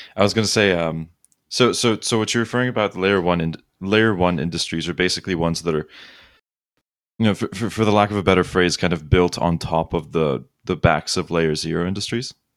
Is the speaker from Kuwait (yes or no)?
yes; Kuwait; now in Los Angeles, United States; growing up in Kuwait